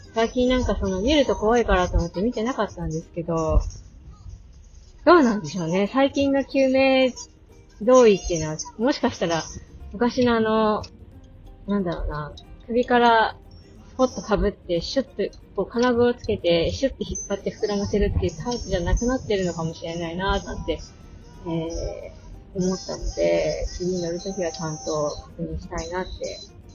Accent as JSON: {"language": "Japanese", "region": "Akita", "country": "Japan", "tie": "born or raised there", "also_born_or_lived": "Saitama", "moved": "as an adult", "said": "秋田県生まれで、 えー、大学で埼玉に行くまでずーっとアクセルで過ごしてたんですけれども"}